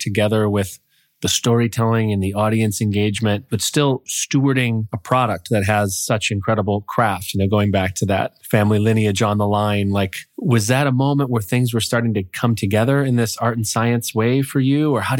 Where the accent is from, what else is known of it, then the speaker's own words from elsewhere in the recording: Toledo, Ohio, United States; moved away; Growing up in Toledo, I had the sense that there was this broader world outside of the 43617 zip code.